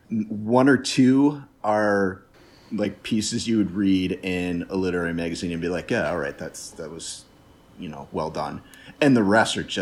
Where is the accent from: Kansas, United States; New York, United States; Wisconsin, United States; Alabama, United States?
Wisconsin, United States; Milwaukee; I'm from Milwaukee